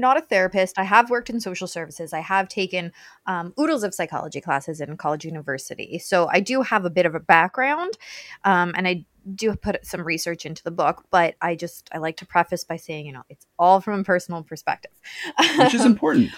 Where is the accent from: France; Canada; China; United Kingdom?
Canada; now in Welland, Canada; I'm Canadian too